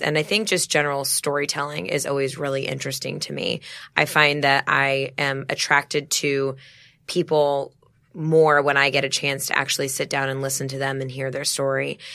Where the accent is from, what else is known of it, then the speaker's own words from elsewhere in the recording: Dallas, Texas, United States; moved away; I'm from Dallas originally.